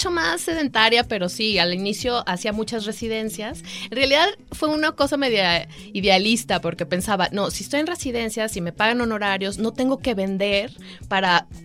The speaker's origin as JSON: {"language": "Spanish", "town": "Guadalajara", "region": "Jalisco", "country": "Mexico", "also_born_or_lived": "England", "moved": "as an adult", "said": "Soy de aquí de Guadalajara."}